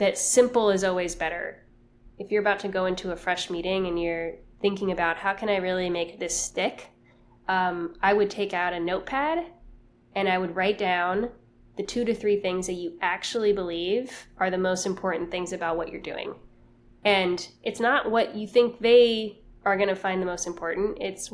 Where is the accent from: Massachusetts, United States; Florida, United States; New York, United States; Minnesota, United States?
Florida, United States; Miami; moved away; I'm from Miami. I moved back home